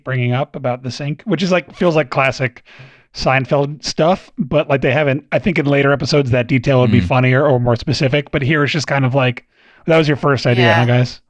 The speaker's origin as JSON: {"language": "English", "region": "New England", "country": "United States", "tie": "born or raised there", "said": "I grew up in New England"}